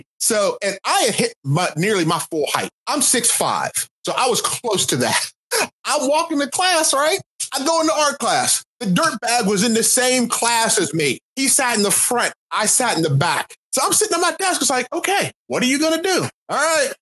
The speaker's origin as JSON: {"language": "English", "town": "Pittsburgh", "region": "Pennsylvania", "country": "United States", "also_born_or_lived": "Akron, Ohio", "said": "I'm from Pittsburgh and I was born in Akron. I have never lived in the South"}